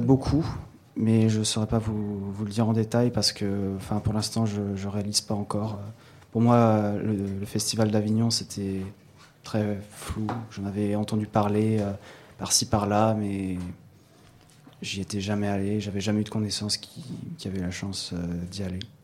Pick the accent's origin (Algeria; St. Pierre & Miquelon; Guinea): St. Pierre & Miquelon; Saint-Pierre; also born or lived in Paris; je suis pas né à Saint-Pierre. Enfin, à la base, euh, je viens de Paris et puis je suis arrivé quand j'avais 4 euh, ans, 5 ans, 4 ans